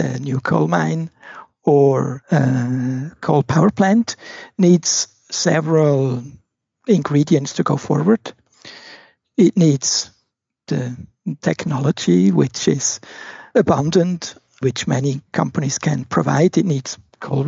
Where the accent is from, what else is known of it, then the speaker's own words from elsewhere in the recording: Switzerland; I was born in Switzerland, and growing up, I spent a lot of time in the forests, in the mountains, by the rivers and lakes